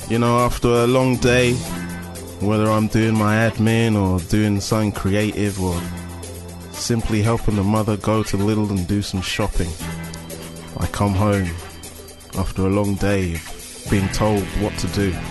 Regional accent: Slough, South East England, United Kingdom; I'm from Slough, man.

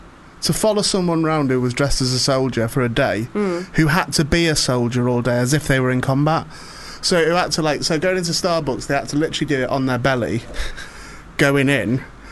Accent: St Helens, North West England, United Kingdom; also born or lived in Warrington; Mate, St Helens.

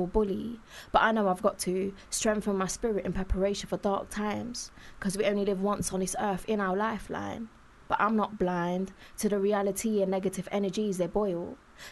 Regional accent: Leicester, East Midlands, United Kingdom; I grew up in Leicester

